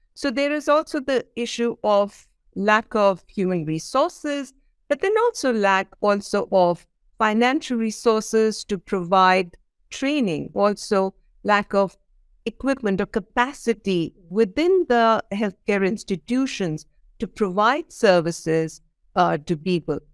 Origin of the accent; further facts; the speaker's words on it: India; I come from India